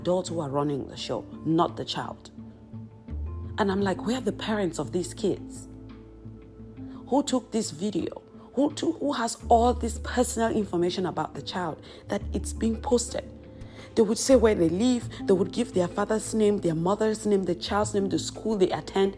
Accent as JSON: {"language": "English", "country": "Cameroon", "said": "I am from Cameroon"}